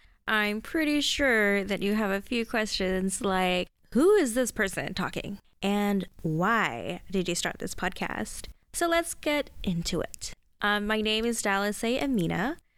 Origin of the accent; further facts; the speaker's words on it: Saudi Arabia; also born or lived in Malaysia; now in Australia; I was born in Saudi Arabia, where I lived a lot of my childhood at, spent some time in Malaysia, and finally found myself in Australia.